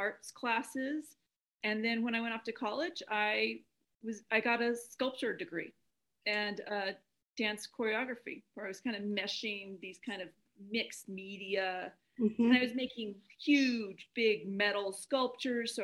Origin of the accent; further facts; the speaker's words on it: Albuquerque, New Mexico, United States; They moved out to Albuquerque when I was a year old, Albuquerque, New Mexico.